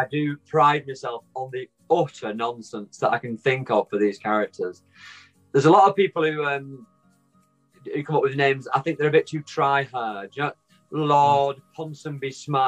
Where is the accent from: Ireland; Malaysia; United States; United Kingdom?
United Kingdom; Wigan, North West England; I'm from Wigan. I live in Wigan. It's a little tiny town in the northwest of England.